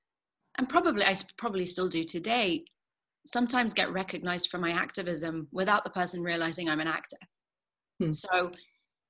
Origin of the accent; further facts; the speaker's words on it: London, United Kingdom; I grew up in London